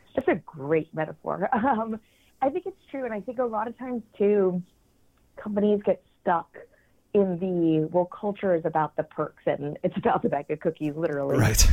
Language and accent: English; New England, United States; now in New York City, United States; I uh, currently live in New York City. We've been here for about nine years, though I'm originally from New England.